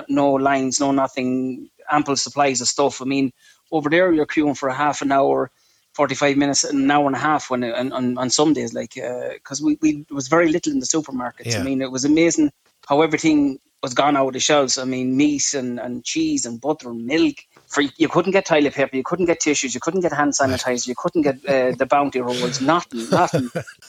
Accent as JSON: {"language": "English", "town": "Clara", "region": "Leinster", "country": "Ireland", "tie": "born or raised there", "moved": "as an adult", "lives_now": "New York City, United States", "said": "I grew up in Riverview in Clara, good old Clara. Went to the by school, Ortscoil Ciarán."}